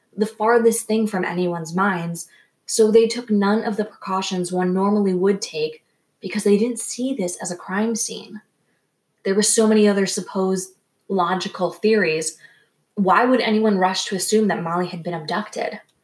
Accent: Rhode Island, United States; I grew up in Rhode Island

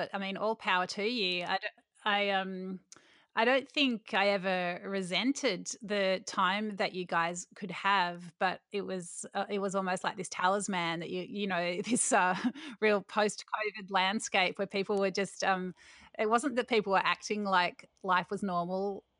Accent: Victoria, Australia; Just letting you know that I'm from Victoria, so I wear a mask.

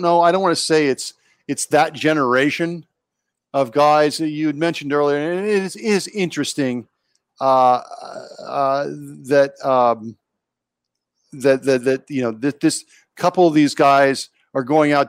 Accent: Northeast Ohio, United States; Growing up in Northeast Ohio

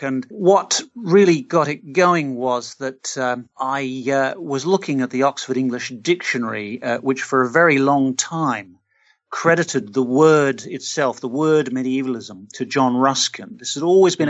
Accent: Australia; I'm Australian. I grew up in an Australian city.

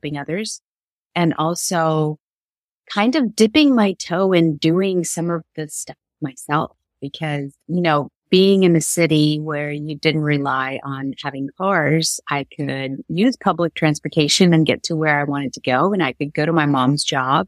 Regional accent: Kyiv, Ukraine; moved away; So I was born and raised in Kiev, Ukraine

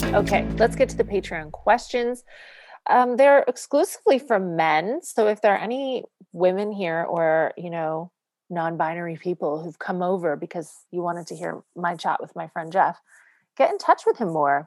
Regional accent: Canada; moved away; I'm a single mom and I'm Canadian

